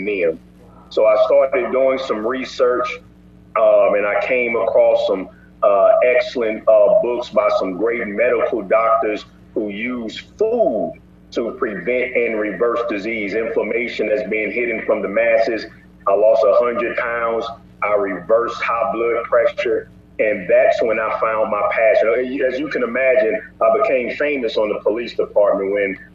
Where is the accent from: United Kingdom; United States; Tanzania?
United States; St. Louis, Missouri; I'm from St. Louis, Missouri